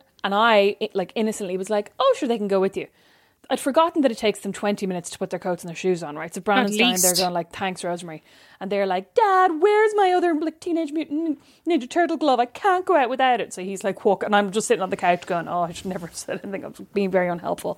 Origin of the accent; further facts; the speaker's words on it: Ireland; we're Irish